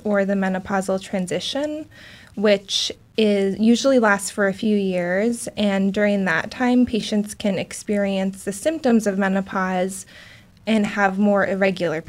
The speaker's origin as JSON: {"language": "English", "region": "Alaska", "country": "United States", "tie": "born or raised there", "also_born_or_lived": "Wisconsin", "moved": "yes", "lives_now": "Portland, United States", "said": "am originally from Alaska"}